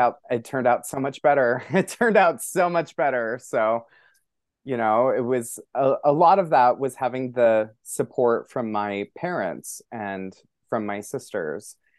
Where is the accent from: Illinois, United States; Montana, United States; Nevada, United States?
Montana, United States; moved away as an adult; now in New York City, United States; I'm a very openly gay man growing up in Montana